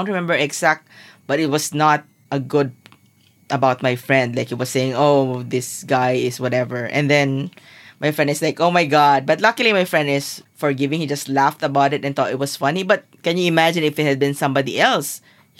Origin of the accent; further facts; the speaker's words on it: Zamboanga City, Zamboanga Peninsula, Philippines; So I'm from Zamboanga